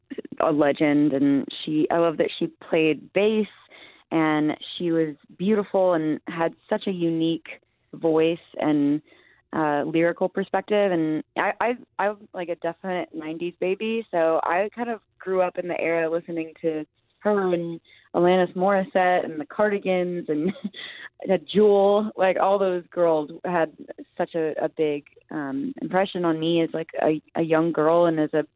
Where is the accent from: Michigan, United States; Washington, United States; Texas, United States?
Texas, United States; Arlington